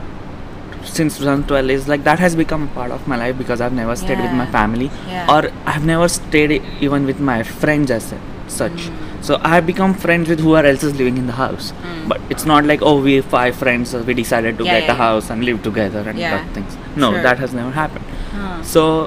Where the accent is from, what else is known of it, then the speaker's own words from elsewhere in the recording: India; moved away as an adult; now in Melbourne, Australia; I'm originally from India.